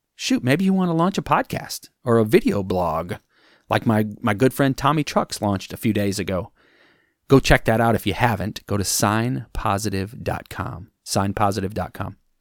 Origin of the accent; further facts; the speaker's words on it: Wisconsin, United States; moved away; I'm from Wisconsin originally.